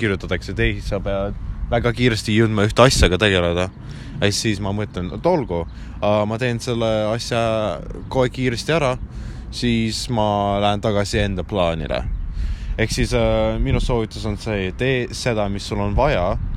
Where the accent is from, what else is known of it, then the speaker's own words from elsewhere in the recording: Ida-Viru County, Estonia; Estonian is a second language; moved away as an adult; kui mina olin Ida-Virumaal